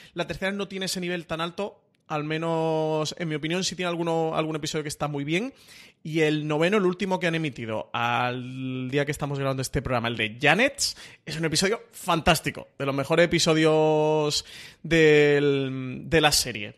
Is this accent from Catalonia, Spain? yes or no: no; Málaga, Andalusia, Spain; soy malagueño, traicionaría, o sea, me, me desheredarían en mi ciudad